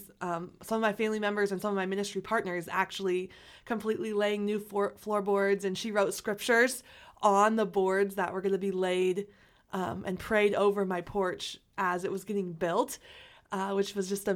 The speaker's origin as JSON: {"language": "English", "town": "Omaha", "region": "Nebraska", "country": "United States", "tie": "born or raised there", "said": "I've lived in Omaha my entire life. So I grew up in North Omaha for 8 years"}